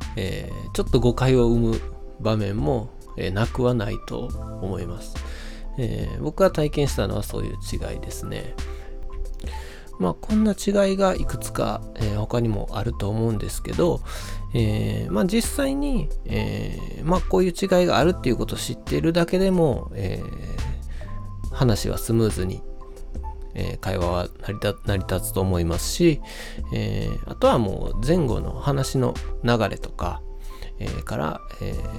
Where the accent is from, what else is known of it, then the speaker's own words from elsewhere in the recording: Shiga, Japan; accent: Kansai dialect (Kyoto-influenced); also born or lived in Kyoto / Hyogo; now in Osaka, Japan; 僕が生まれたのは京都という場所ですそれから子供時代は滋賀県で育ってその後、え兵庫や大阪にも、え住みました今現在は大阪に住んでいます